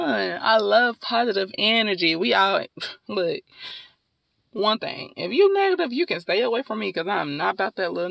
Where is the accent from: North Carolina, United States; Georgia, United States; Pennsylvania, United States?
North Carolina, United States; Durham; also born or lived in Winston-Salem, North Carolina; I am from Durham, North Carolina, born and raised in Durham, North Carolina